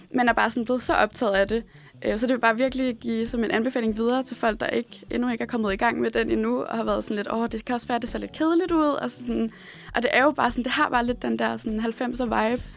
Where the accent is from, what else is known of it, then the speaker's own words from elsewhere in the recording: Odense, Southern Denmark, Denmark; moved away; og så er jeg fra Odense, øh, eller som fra Odense City, som vi siger derovre